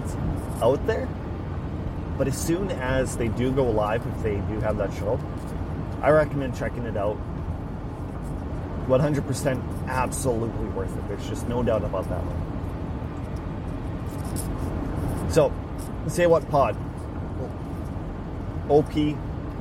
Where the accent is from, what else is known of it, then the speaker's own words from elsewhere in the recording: Saskatchewan, Canada; I'm Canadian, I'm from Saskatchewan